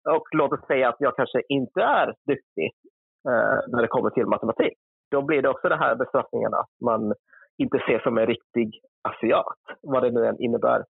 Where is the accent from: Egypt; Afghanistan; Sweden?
Sweden; Helsingborg, Skåne; accent: Scanian; moved away as an adult; now in Gothenburg, Sweden; jag är född och uppvuxen i Helsingborg. Så min skånska kanske dyker upp lite då och då